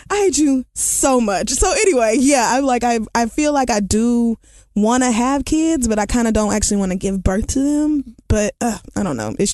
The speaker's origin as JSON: {"language": "English", "country": "Canada", "said": "Again, I'm from Canada where we love gay people."}